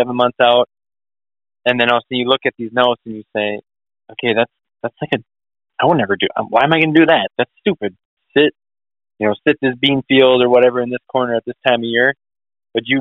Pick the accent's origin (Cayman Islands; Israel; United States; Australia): United States; Wisconsin; growing up in Wisconsin